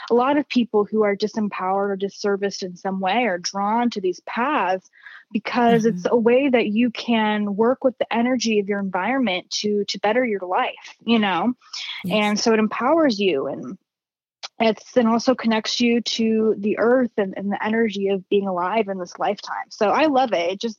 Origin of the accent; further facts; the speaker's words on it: California, United States; now in Arizona, United States; I grew up in the Bay Area and it is so like with the tech industry out there, it is so fast paced.